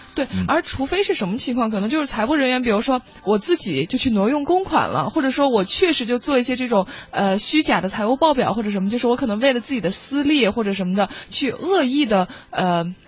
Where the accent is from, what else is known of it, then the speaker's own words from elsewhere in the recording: China; 我们中国人